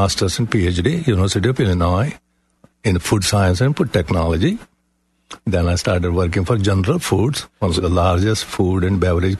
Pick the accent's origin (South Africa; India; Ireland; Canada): India; moved away as an adult; now in Maitland, United States; I was born in India.